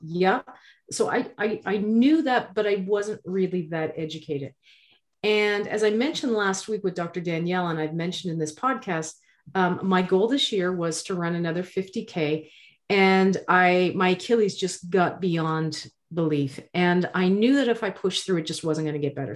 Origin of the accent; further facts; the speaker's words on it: Nova Scotia, Canada; I'm from Nova Scotia